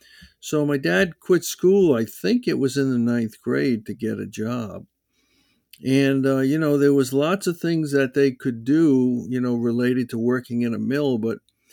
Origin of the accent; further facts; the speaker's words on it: West Warwick, Rhode Island, United States; or the little town we grew up in West Warwick.